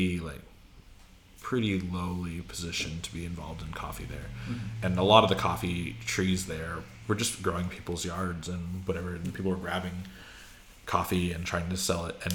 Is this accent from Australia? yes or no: no; Idaho, United States; moved away; I'm from Idaho